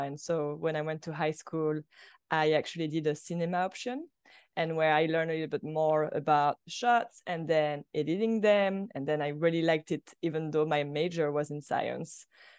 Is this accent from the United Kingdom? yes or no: no; France; English is a second language; moved away as an adult; I moved directly from France to go to AFI. So for me, it was like kind of a culture shock too at the same time. You know, I was not very fluent in English yet.